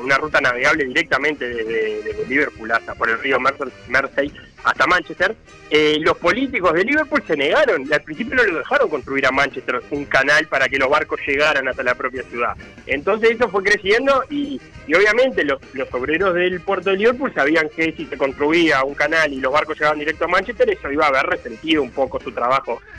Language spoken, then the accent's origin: Spanish; Montevideo, Uruguay; como montevideanos